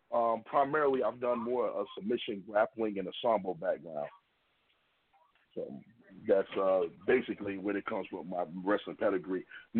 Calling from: Schenectady, New York, United States; Well, I'm calling from Schenectady, New York. I'm upstate.

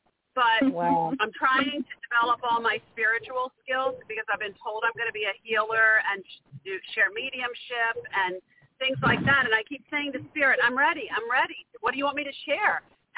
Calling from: Maryland, United States; I'm calling from Maryland.

